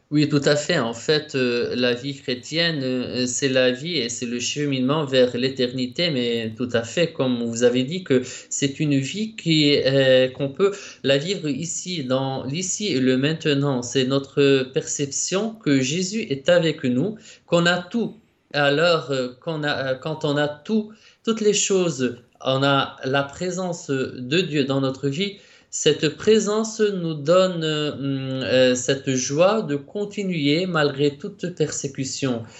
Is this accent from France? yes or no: no; Lebanon; moved away as an adult; now in Rome, Italy; je suis né au Liban et puis je suis entré au séminaire de ma congrégation au Liban en 2010